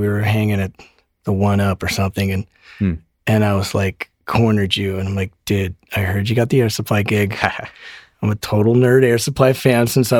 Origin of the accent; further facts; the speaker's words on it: Poughkeepsie, New York, United States; I'm originally from New York. I was born in Poughkeepsie, so.